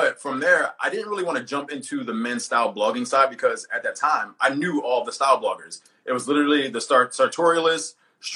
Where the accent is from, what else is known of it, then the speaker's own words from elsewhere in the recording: Philadelphia, Pennsylvania, United States; I'm from North Philly. I'm here in my office in Philly right now.